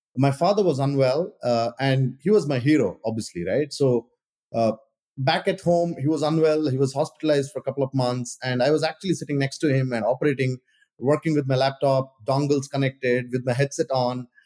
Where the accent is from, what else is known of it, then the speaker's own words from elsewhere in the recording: India; moved away; I grew up in India